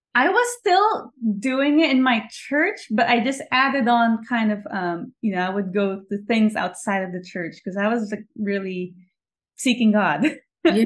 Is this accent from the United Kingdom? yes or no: no; Philippines; also born or lived in New York; now in Los Angeles, United States; I was born and raised in the Philippines.